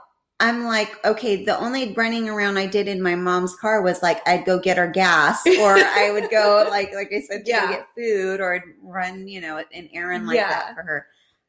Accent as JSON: {"language": "English", "town": "Fresno", "region": "California", "country": "United States", "tie": "born or raised there", "said": "I grew up in Fresno."}